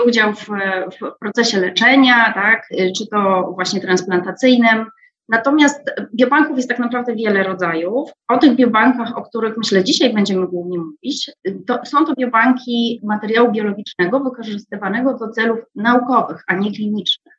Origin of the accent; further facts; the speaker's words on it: Wrocław, Lower Silesian Voivodeship, Poland; a jestem sama wrocławianką.